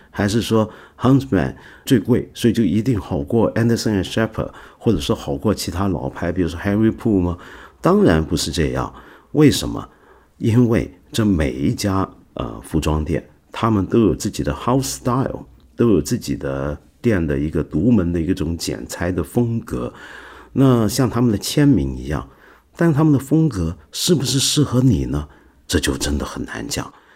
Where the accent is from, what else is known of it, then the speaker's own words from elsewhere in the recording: China; 我们中国人喝茶